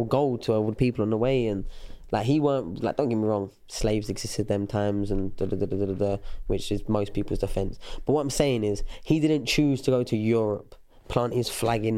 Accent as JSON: {"language": "English", "region": "England", "country": "United Kingdom", "said": "it's hard to be proud of being English or British"}